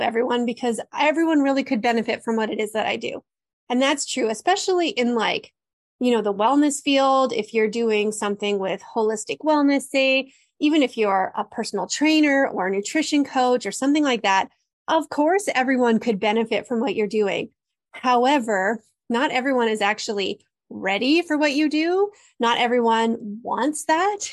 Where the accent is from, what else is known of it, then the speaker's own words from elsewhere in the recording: Canada; I'm Canadian